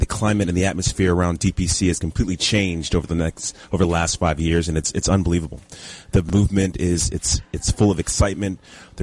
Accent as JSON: {"language": "English", "town": "Dallas", "region": "Texas", "country": "United States", "also_born_or_lived": "Los Angeles", "said": "I'm from Dallas originally"}